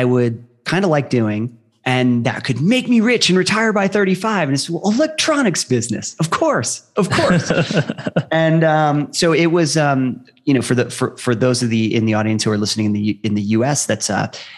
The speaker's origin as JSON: {"language": "English", "region": "Ohio", "country": "United States", "tie": "born or raised there", "said": "I grew up in Ohio"}